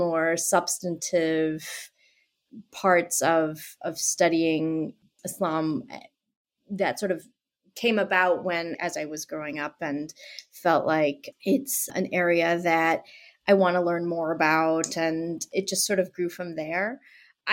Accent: Boston, Massachusetts, United States; I am from Boston, and I grew up in Boston

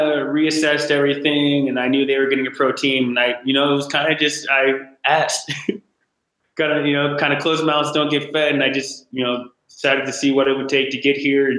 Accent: Dallas, Texas, United States; moved away; born in Dallas

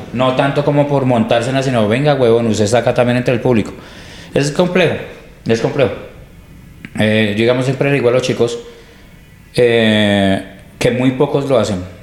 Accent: Colombia; somos colombianos

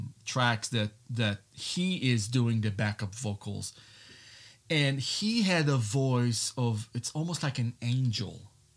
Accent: Israel; moved away as an adult; also born or lived in California / New York / Nashville; now in Elizabethtown, United States; I moved to the U.S. from Israel in 1997. I was born in Israel. So, and I moved to California and I went to the Musician Institute for music. So, you know, I lived there for about almost 6 years. Then I lived in New York

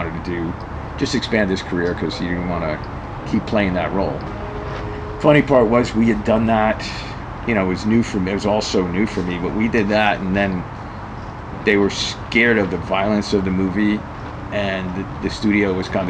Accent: New York City, New York, United States; moved away as an adult; also born or lived in Upper West Side, New York; now in Los Angeles, United States; I grew up in Queens.

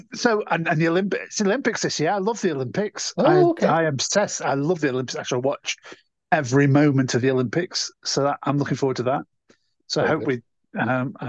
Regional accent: Stoke-on-Trent, West Midlands, United Kingdom; because it's my hometown.

